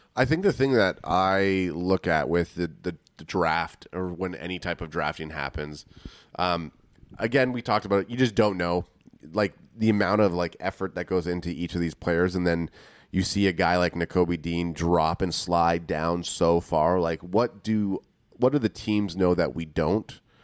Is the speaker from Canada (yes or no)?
yes; Canada; we're from Canada